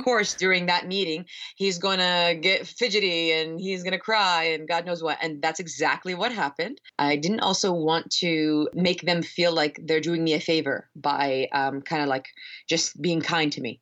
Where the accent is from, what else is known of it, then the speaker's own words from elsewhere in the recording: Northern Virginia, United States; moved away; I'm from the East Coast, I'm from Northern Virginia